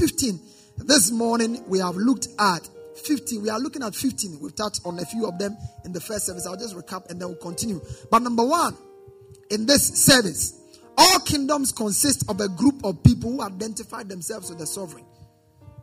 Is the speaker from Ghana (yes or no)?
yes; Ghana; as a Ghanaian citizen